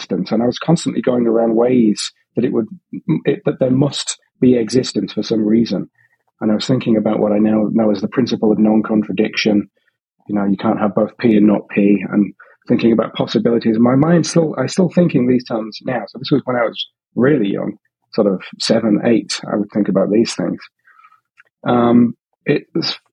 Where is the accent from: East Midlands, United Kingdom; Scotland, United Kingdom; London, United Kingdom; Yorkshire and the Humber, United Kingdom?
Yorkshire and the Humber, United Kingdom; Hull; now in Sydney, Australia; I grew up in Hull, in a slightly working class area